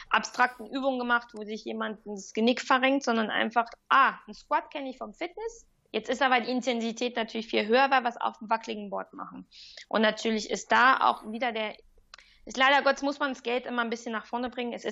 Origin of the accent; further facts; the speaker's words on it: Germany; now in Lausanne, Switzerland; Ich fühle mich aber als Deuts